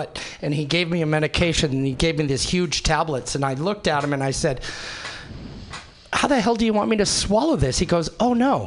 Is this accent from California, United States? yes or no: yes; Oakland, California, United States; also born or lived in San Francisco / Switzerland; I only was born in the San Francisco hospital. I grew up in Oakland